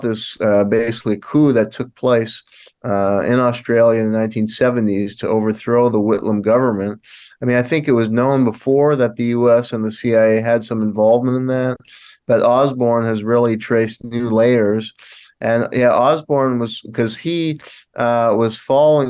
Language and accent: English; Montreal, Quebec, Canada; now in Tulsa, United States; I was born in Montreal, Canada